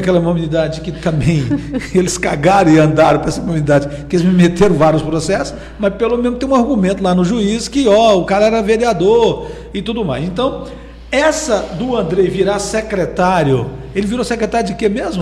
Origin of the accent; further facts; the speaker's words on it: Castelândia, Goiás, Brazil; now in Caldas Novas, Brazil; sou lá de Castelândia